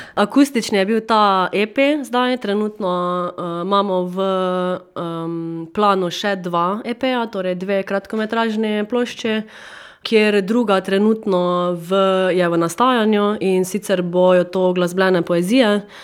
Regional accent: Carinthia, Slovenia; accent: Carinthian; Korošci smo kar tako um, zaveden koroški uh, narod

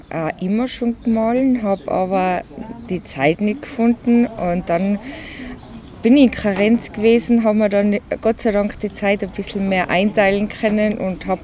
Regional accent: Innsbruck, Tyrol, Austria; born there; Ich bin in Innsbruck geboren, bin aber mittlerweile ein bisschen mehr ländlich jetzt.

